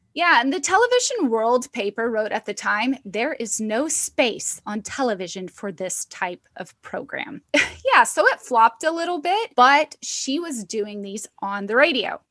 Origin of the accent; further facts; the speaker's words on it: Arkansas, United States; I'm just growing up in Arkansas in a small house on 20 acres